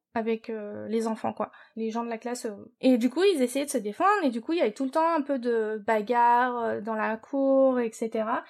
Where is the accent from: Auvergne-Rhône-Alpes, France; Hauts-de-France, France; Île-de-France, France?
Île-de-France, France; Paris; moved away as an adult; now in United States; je suis française. Euh, je suis née à Paris, de parents d'origine asiatique